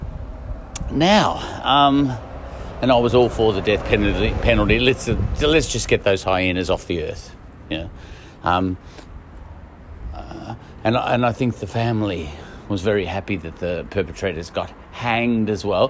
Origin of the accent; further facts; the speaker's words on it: Australia; I come from Australia